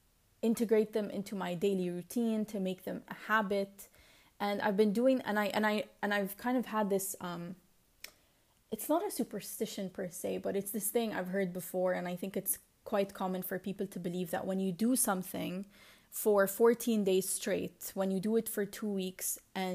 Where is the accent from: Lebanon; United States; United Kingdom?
Lebanon; accent: Lebanese; English is a second language; It's just, it's either in a Lebanese accent or my attempt to be, to adop